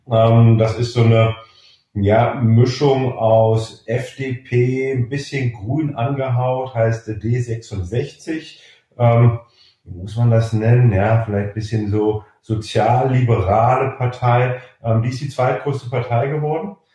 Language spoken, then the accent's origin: German; Germany; ein bisschen mehr dem linken Spektrum zuzuordnen ist als die Grünen bei uns in Deutschland